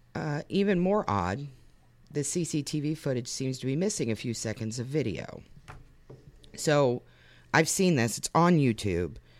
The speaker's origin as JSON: {"language": "English", "town": "Lebanon", "region": "Ohio", "country": "United States", "tie": "born or raised there", "said": "We had a chicken lady in my hometown"}